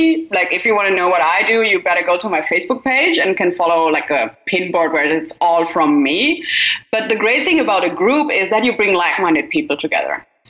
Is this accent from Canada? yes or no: no; Germany; now in Australia; because I moved from Germany to Australia, but even in Australia, I was like, I don't want to be sitting in one house all the time for the rest of my life.